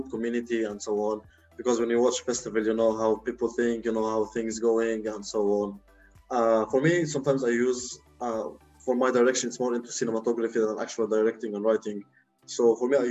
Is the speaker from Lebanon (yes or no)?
yes; Lebanon; moved away; in Lebanon, since it's my home country